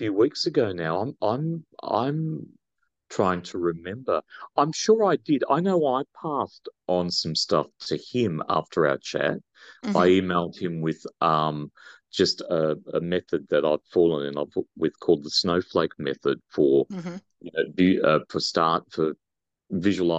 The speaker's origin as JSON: {"language": "English", "country": "Australia", "said": "we're Australian"}